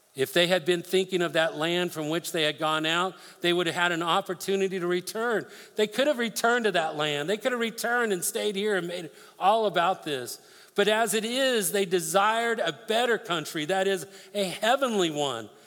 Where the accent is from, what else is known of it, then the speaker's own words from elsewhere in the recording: Colorado, United States; I grew up in Colorado, spent a lot of times fishing rivers up there with my dad.